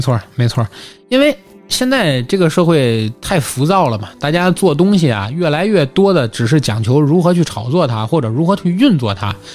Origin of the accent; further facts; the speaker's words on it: Tianjin, China; accent: Tianjin; 大家其实还能听出来我是一个土生土长的天津人，对吧？无论是我的方言土语，还是我的尾音，都明显是天津人